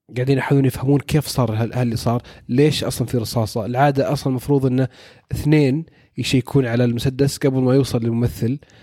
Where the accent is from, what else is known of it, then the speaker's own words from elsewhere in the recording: Saudi Arabia; عندنا في السعوديه